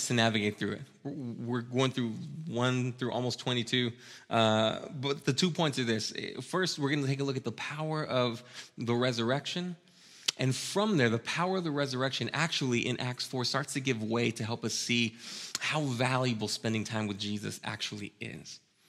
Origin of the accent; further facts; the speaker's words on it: Austin, Texas, United States; I'm from Austin, and Austin used to have these really classic and awesome Mexican-American neighborhoods